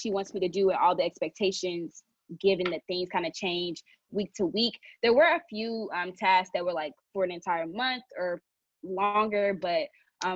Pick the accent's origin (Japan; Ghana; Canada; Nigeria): Nigeria; I'm Nigerian.